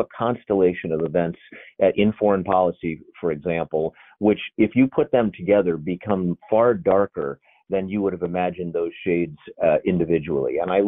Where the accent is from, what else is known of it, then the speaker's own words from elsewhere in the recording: Maine, United States; my hometown in Maine